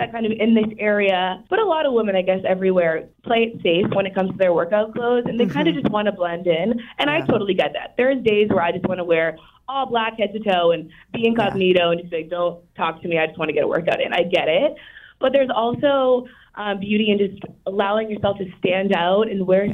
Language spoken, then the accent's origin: English; Easton, Massachusetts, United States; my hometown, Easton, Massachusetts, where my warehouse and fulfillment center is